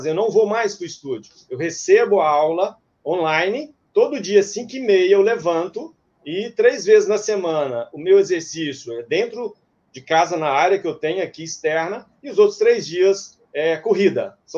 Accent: Minas Gerais, Brazil; moved away as an adult; now in Cuiabá, Brazil; Sou mineiro é, e mudei para Cuiabá em 2002 para início de uma nova atividade comercial. E aqui já são 18 anos, um terço da minha vida realmente já está aqui.

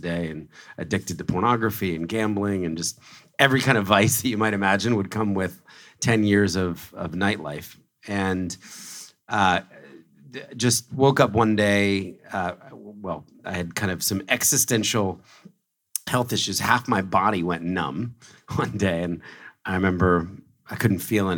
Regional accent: Philadelphia, Pennsylvania, United States; moved away as an adult; also born or lived in New York City; I was born in Philadelphia, raised in a very conservative Christian family

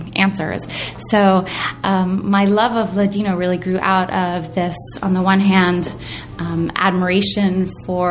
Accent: Princeton, New Jersey, United States; growing up in Princeton, New Jersey, which is not exactly a hotbed of Sephardic culture

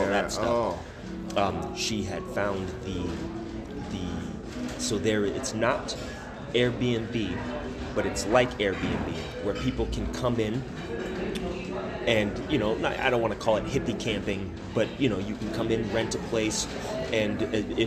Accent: Las Vegas, Nevada, United States; moved away as an adult; also born or lived in California / South Dakota; born and raised in California. I'd grown up, let's say I grew up in Vegas.

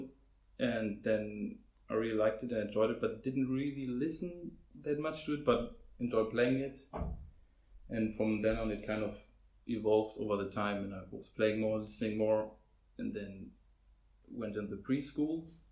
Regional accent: Hamburg, Germany; I'm basically from Hamburg, lived my whole life here

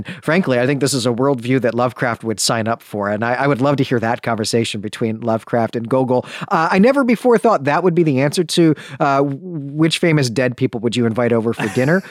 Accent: Chicago, Illinois, United States; which, of course, is offensive to me as someone who was born and raised in Chicagoland.

